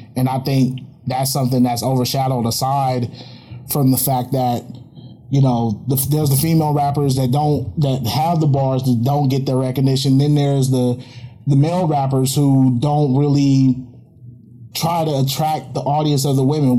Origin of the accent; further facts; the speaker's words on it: Oakland, California, United States; I grew up out here in Oakland